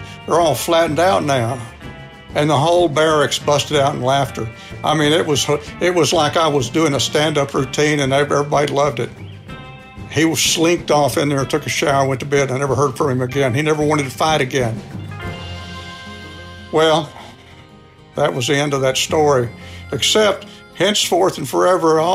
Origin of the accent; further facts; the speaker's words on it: Texas, United States; I'm from Texas, too